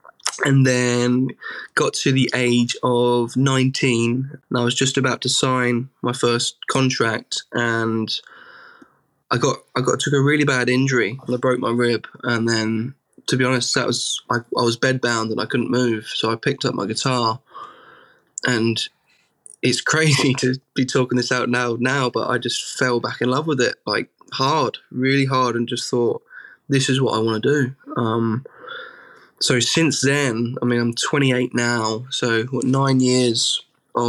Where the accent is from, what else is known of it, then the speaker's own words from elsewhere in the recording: Suffolk, East of England, United Kingdom; I'm from Suffolk